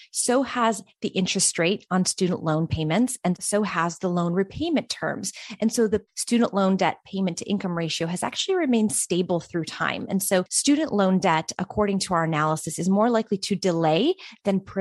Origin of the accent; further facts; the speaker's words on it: upstate New York, United States; also born or lived in Albania; So I was born and raised in Albania, moved to the US, upstate New York specifically when I was about 7 years old